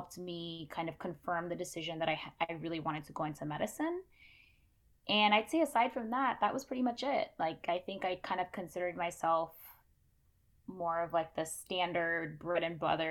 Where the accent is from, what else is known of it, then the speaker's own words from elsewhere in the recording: Memphis, Tennessee, United States; also born or lived in Canada; home for me is Memphis, Tennessee. That is where I grew up for the majority of my life